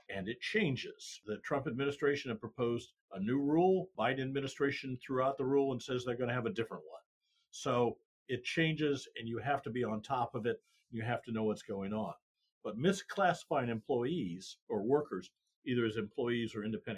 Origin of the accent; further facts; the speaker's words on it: Iowa, United States; moved away as an adult; also born or lived in Kansas City; now in Texas, United States; I'm a Midwestern boy. I grew up in Iowa, as we talked about, cold winters